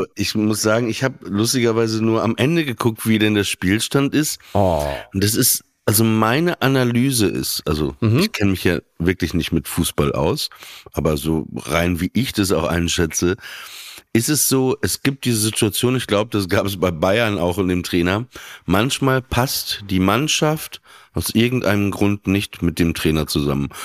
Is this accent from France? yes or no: yes; France; als Franzose